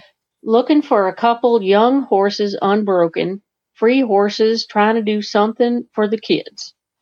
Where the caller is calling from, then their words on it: Vermont, United States; calling from Vermont